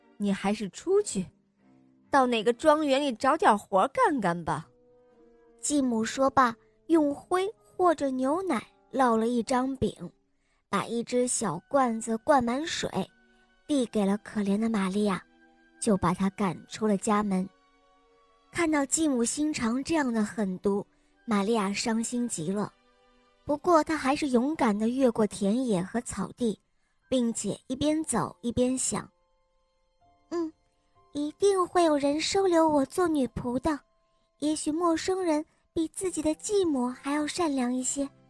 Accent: Xi'an, Shaanxi, China; 我五岁了，我来自西安

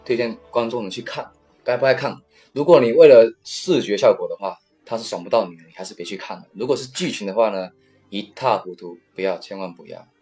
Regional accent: China; 我们大陆这边

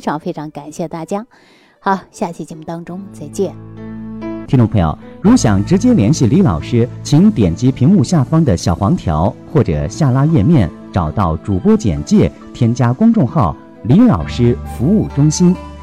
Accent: Jilin, China; moved away; 大家都知道我是吉林的嘛，我老家是东北的，这个地方特别冷

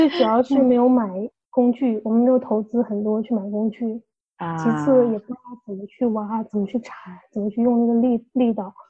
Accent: China; now in Australia; 我和我老公就是从小国内长大的小孩儿

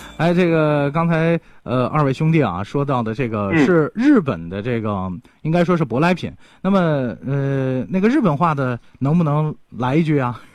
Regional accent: Linfen, Shanxi, China; 极限呢，就是我们临汾市下面的一个县城

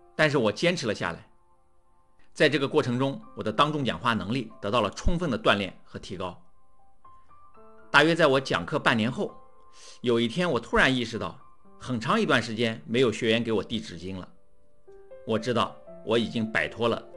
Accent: China; 我们绝大多数中国人在学校的受教育过程中，没有学习过当众讲话

